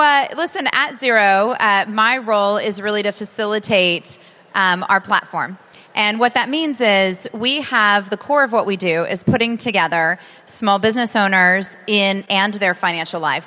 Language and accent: English; United States; as an American